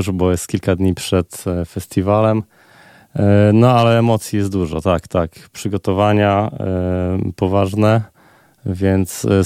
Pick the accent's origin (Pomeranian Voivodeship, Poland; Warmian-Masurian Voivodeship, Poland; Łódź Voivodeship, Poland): Warmian-Masurian Voivodeship, Poland; Olsztyn; moved away as an adult; Urodziłem się w Olsztynie i tutaj e, aż do końca liceum byłem.